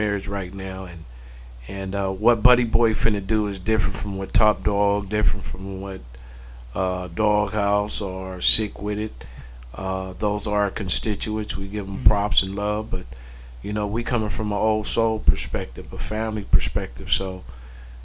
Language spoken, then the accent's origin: English; Pomona, California, United States; moved away as an adult; now in Seattle, United States; no matter where I move, I'm from Pomona, California